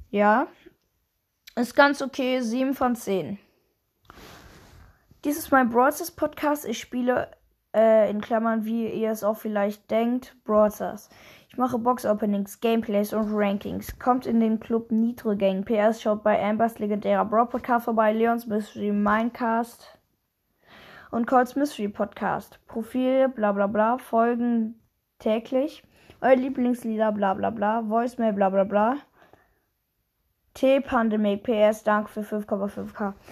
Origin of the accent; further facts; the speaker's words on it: Germany; Moin, ich komme aus Deutschland und habe bis vor kurzem auf Twitch gestreamt.